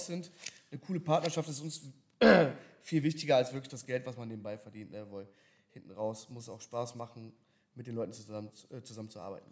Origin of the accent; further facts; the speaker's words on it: Berlin, Germany; moved away as an adult; also born or lived in Dubai; now in Cologne, Germany; gebürtig aus Berlin, aber jetzt natürlich auch hier mit dem Business in Köln